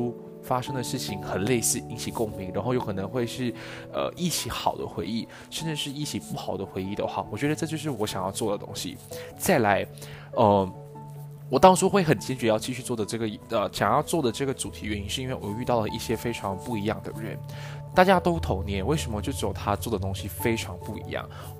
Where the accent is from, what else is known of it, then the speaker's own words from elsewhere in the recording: Malaysia; accent: Malaysian; 面我 OK 了之后，我会慢慢慢慢的调整回马来西亚的腔调。所以各位给我一点时间，还是你们不希望我用马来西亚的腔调来跟大家说话呢？